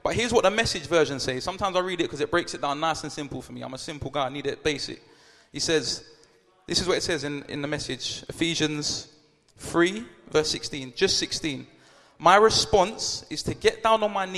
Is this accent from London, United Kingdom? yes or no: yes; London, United Kingdom; I'm from South London